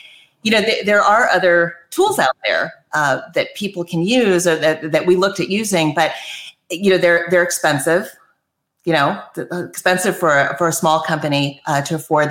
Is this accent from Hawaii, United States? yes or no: yes; Maui, Hawaii, United States; moved away as an adult; also born or lived in East Coast / California; I actually grew up on Maui